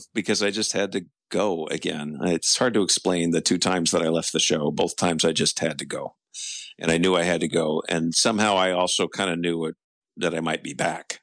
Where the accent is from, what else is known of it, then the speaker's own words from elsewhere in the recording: Los Angeles, California, United States; moved away as an adult; also born or lived in East Coast; I was born and raised in Los Angeles